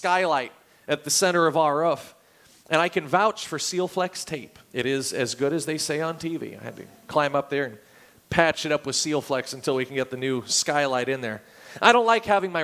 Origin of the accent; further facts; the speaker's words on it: Oregon, United States; moved away; I grew up in Oregon